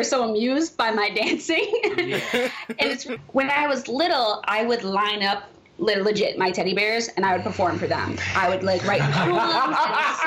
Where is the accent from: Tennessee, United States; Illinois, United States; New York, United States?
New York, United States; New York City; I was that girl from Brooklyn